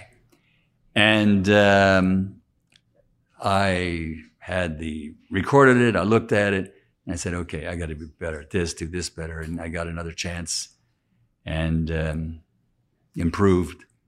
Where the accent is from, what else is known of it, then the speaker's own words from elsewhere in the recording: Philadelphia, Pennsylvania, United States; accent: Philadelphia; that little bit of a Philadelphia accent, and I always feel like I sound like I'm definitely from the East Coast